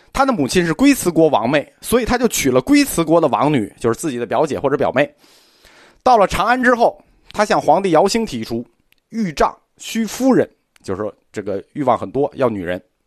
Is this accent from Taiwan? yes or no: no; China; 我们中国人